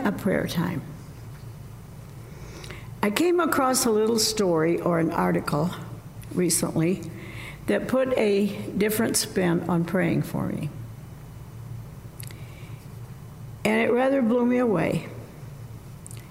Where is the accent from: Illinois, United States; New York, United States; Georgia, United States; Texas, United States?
Illinois, United States; Southern; When I was growing up in Southern Illinois